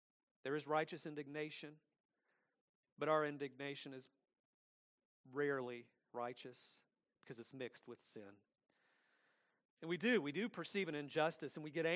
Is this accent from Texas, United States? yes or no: no; Atlanta, Georgia, United States; also born or lived in Lithonia, Georgia; I grew up in Atlanta. I grew up in a big city. I grew up in Lithonia as well